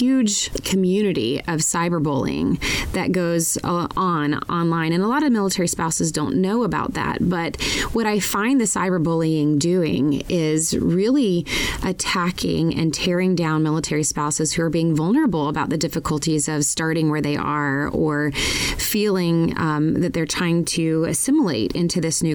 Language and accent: English; Georgia, United States; moved away as an adult; also born or lived in Colorado; Georgia, where I grew up